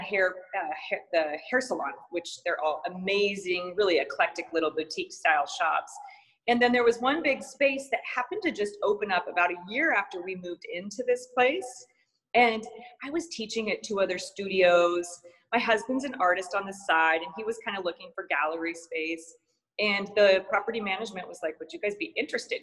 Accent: Missoula, Montana, United States; moved away as an adult; also born or lived in San Diego, California; now in Phoenix, United States; I grew up in uh, Missoula, Montana. spent my first 18 years there

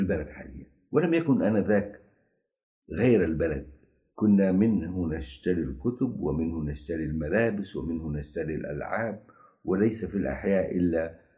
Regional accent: Jeddah, Makkah Province, Saudi Arabia; also born or lived in Mecca; نحن أبناء الرويس

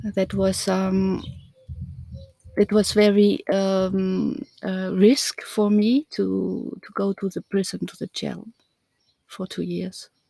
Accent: East Germany, Germany; English is a second language; moved away as an adult; now in France; I'm coming from Germany. I was born there in East Germany. And I left East Germany uh, when I was 20

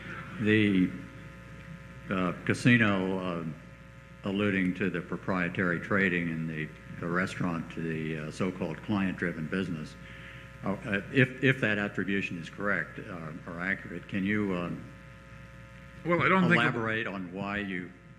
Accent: United States; now in Singapore; I'm from the States, but I live in Singapore.

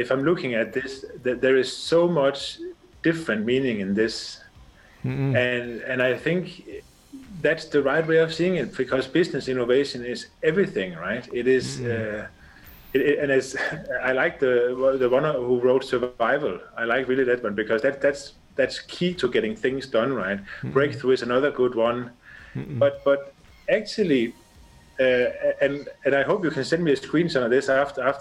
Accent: Denmark; first language Danish; English is a second language; moved away as an adult; also born or lived in China / Thailand / United Arab Emirates; now in Abu Dhabi, United Arab Emirates; So I'm originally from Denmark, and I left Denmark, I guess, 15-20 years ago

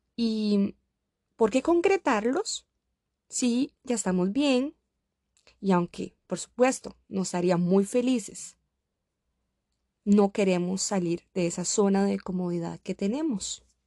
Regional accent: Costa Rica; moved away as an adult; now in Samara, Russia; me quedé en Costa Rica. Ya había iniciado una carrera, podía compartir tiempo con mi familia, estaba en mi país

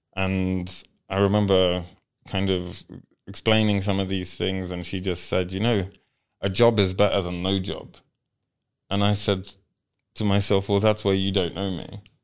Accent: United Kingdom; born or raised there; English is a second language; also born or lived in Poland; now in Kenya

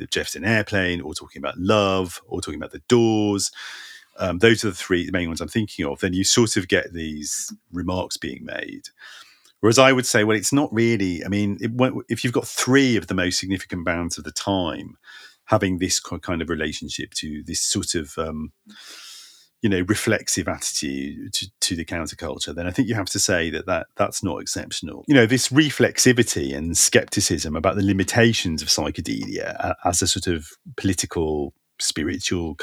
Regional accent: London, United Kingdom; also born or lived in San Francisco, United States; I was born in San Francisco and I left when I was a baby. Like, the first place I can remember being is North London

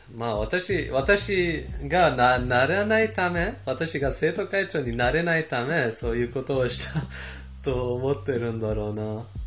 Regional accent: Iran; born or raised there; Japanese is a second language; moved away

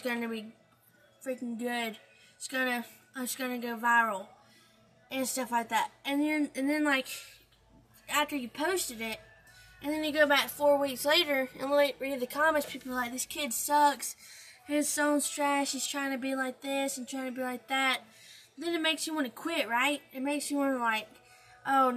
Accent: Alabama, United States; I'm 16 years old and I'm from Alabama

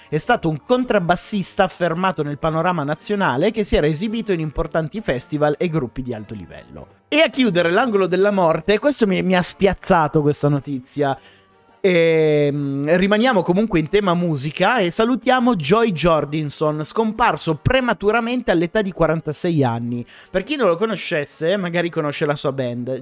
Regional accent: Piedmont, Italy; now in Milan, Italy; entrambi siamo piemontesi

